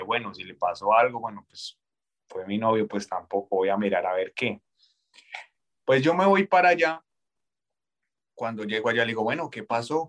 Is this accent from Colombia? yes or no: yes; Colombia; moved away as an adult